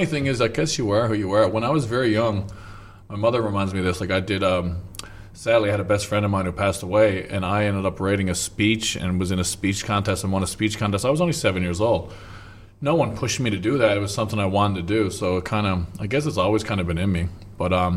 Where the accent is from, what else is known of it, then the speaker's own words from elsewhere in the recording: Newfoundland and Labrador, Canada; moved away as an adult; also born or lived in South Korea; When I was a boy, like late 70s, early 80s, growing up in Newfoundland, Canada